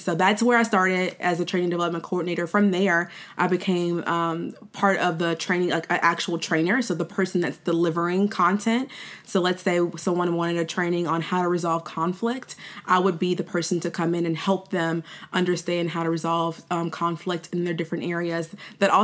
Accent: Baton Rouge, Louisiana, United States; I was born and raised in Baton Rouge

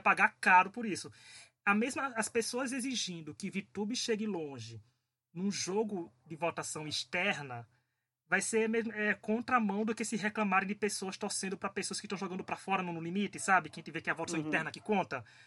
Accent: Paraíba, Brazil; eu sou paraibano

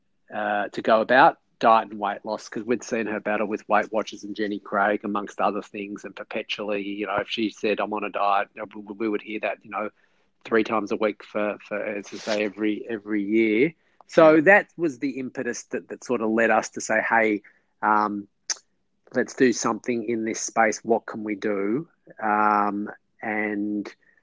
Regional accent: Melbourne, Victoria, Australia; also born or lived in New York; I am born and bred in Melbourne

